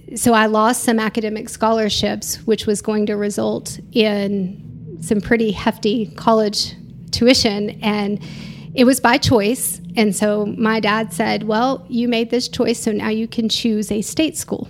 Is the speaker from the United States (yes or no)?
yes; Garland, Texas, United States; moved away as an adult; also born or lived in Canyon, Texas; now in Amarillo, United States; The Dallas-Fort Worth area